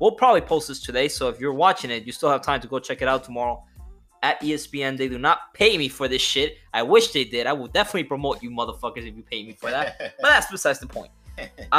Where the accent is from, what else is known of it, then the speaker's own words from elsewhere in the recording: Dominican Republic; accent: Dominican; I'm Dominican, so my accent is a little weird